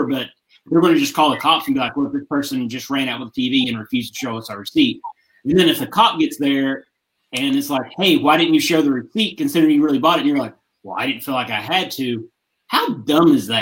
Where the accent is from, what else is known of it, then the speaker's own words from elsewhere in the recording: West Virginia, United States; we're all from West Virginia.